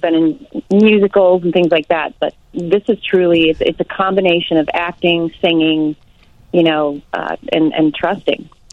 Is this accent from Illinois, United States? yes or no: yes; Arlington Heights, Illinois, United States; I grew up in Arlington Heights when it was kind of a small town